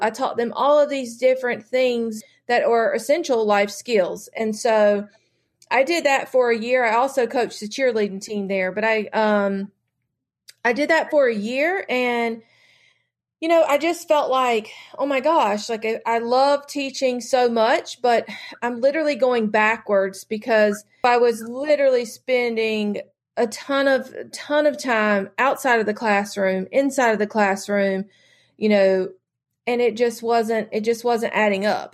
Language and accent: English; North Carolina, United States; I have only lived in North Carolina, so I have, uh, I've never really, um, gone very far from home